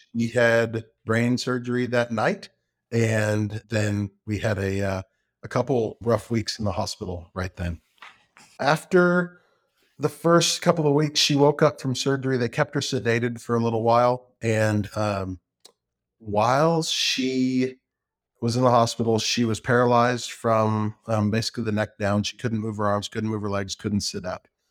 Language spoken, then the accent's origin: English; Round Rock, Texas, United States; also born or lived in Lubbock, Texas; now in Georgetown, United States; I grew up in Round Rock.